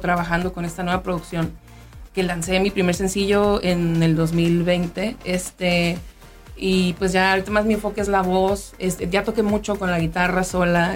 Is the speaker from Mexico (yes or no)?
yes; Mexico; also born or lived in Mexico City; como mexicana, como mujer